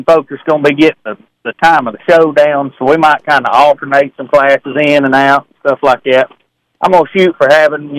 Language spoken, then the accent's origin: English; Pine Log, Georgia, United States; we grew up over in Pine Log around Dixie Speedway